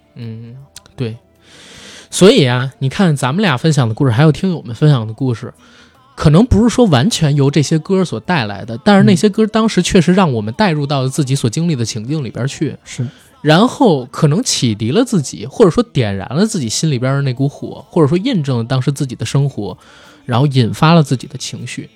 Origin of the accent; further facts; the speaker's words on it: Beijing, China; 虽然我是北京人，但是我家是郊区的，我在城区里边上班，我也是要租房的